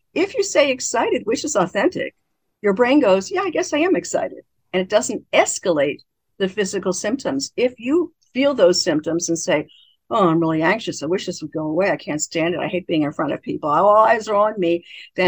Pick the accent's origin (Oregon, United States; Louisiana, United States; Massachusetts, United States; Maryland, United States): Maryland, United States; Baltimore; Many people, including me, I grew up in Baltimore, Maryland. In Baltimore, Maryland, we never there's no finishing any word. There's no final consonant any word. And I grew up talking like that.